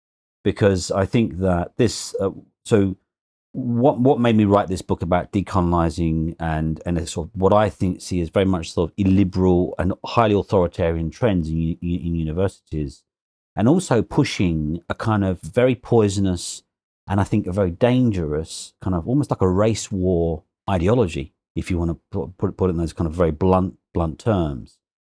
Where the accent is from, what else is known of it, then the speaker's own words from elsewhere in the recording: London, United Kingdom; Well, basically, I was born and bred in London, East London, young kid, grew up in a very ordinary, very poor working-class family in Hinton Hackney, East London, all right?